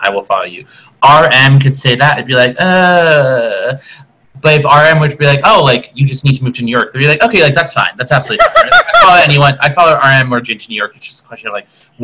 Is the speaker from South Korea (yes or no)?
yes; South Korea; also born or lived in Boston / Rhode Island / Washington DC; now in Chicago, United States; originally born and raised in Korea, moved to the States as a 1.5 multiracial generation Korean American